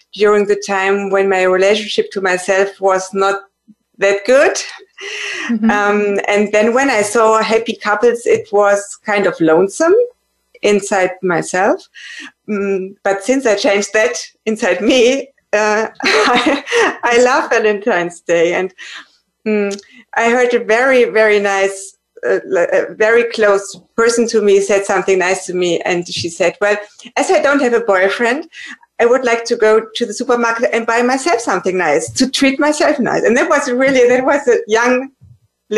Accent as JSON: {"language": "English", "area": "close to Frankfurt", "region": "Hesse", "country": "Germany", "said": "I'm from Germany, close to Frankfurt"}